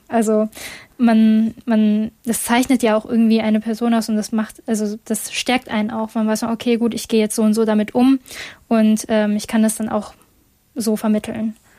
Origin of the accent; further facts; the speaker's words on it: Essen, North Rhine-Westphalia, Germany; ich komme eigentlich, also ich bin in Essen geboren